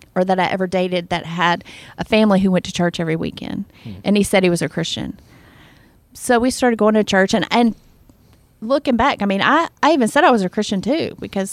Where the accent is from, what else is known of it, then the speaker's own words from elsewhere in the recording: the South, United States; I was raised in the South